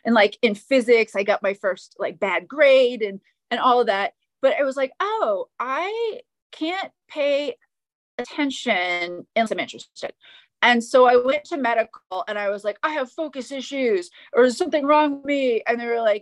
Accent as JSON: {"language": "English", "region": "Maine", "country": "United States", "tie": "born or raised there", "said": "I grew up in Maine, so Northeastern United States"}